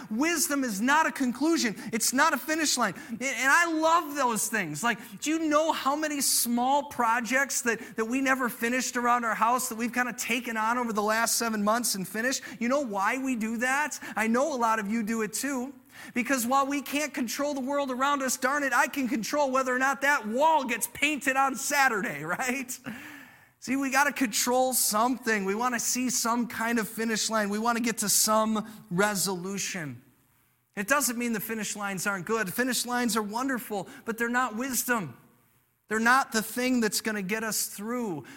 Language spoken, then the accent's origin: English; United States; I'm an American